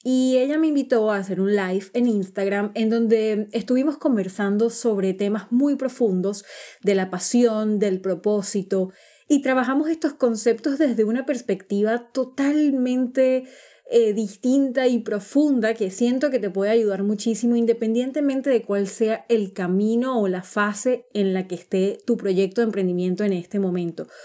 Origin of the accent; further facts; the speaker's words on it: Venezuela; now in United Kingdom; soy venezolana y vivo en el Reino Unido